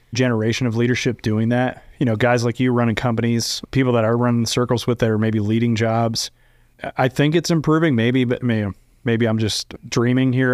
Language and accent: English; Kentucky, United States; moved away as an adult; also born or lived in Texas; now in Dallas, United States; grew up in Kentucky, so I'm not a Texan